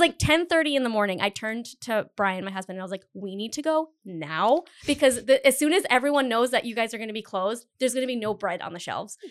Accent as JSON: {"language": "English", "town": "Cumberland", "country": "United States", "said": "I'm from Cumberland"}